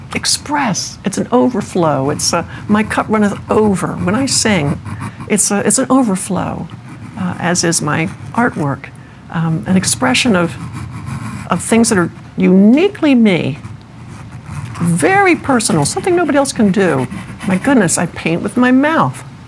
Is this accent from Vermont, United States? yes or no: no; Maryland, United States; moved away; I'm from Maryland